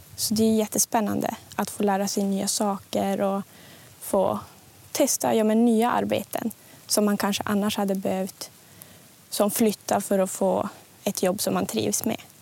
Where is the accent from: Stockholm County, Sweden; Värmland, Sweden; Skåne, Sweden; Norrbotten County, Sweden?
Norrbotten County, Sweden; Junosuando; jag är från Junosando